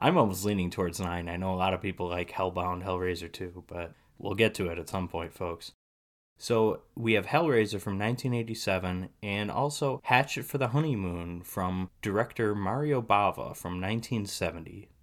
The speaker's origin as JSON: {"language": "English", "region": "Wisconsin", "country": "United States", "tie": "born or raised there", "also_born_or_lived": "England", "moved": "as an adult", "said": "I'm born and raised in Wisconsin, and I'm moving to the U K to teach."}